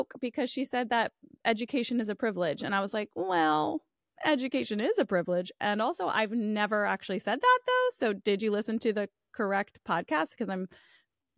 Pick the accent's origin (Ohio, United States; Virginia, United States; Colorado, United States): Virginia, United States; my home state of Virginia